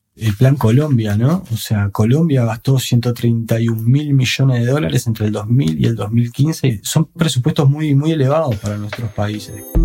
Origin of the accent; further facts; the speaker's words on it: Uruguay; en mi país, en Uruguay